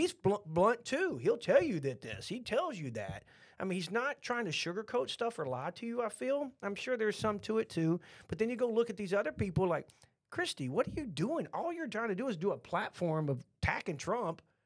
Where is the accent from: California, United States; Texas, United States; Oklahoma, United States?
Texas, United States; accent: Texan; we're from Texas